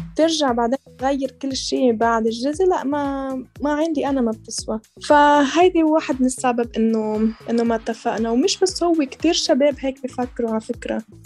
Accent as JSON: {"language": "Arabic", "country": "Lebanon", "tie": "born or raised there", "also_born_or_lived": "Colombia", "said": "انا تربيت بلبنان كان وصلت على لبنان انا كان عمري 11 سنه كنا بعدنا طالعين من كولومبيا"}